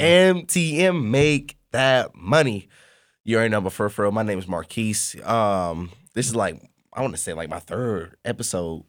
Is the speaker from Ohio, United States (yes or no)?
yes; Columbus, Ohio, United States; I'm from Columbus, Ohio